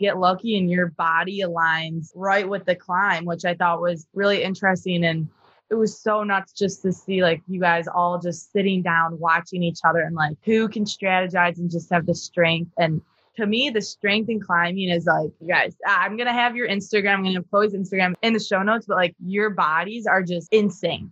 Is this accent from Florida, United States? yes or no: no; Buffalo, New York, United States; growing up in Buffalo, New York